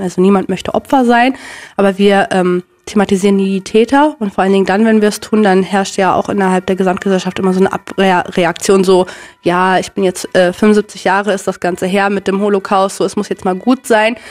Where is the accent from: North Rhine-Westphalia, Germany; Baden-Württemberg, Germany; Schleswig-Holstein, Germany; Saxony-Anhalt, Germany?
North Rhine-Westphalia, Germany; Minden; also born or lived in Bielefeld; ich bin ja wie gesagt in, äh, in Minden aufgewachsen und in Bielefeld